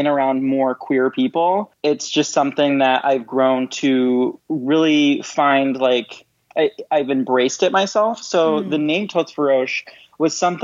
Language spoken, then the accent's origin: English; Detroit, Michigan, United States; moved away as an adult; now in Chicago, United States; I'm originally from Detroit.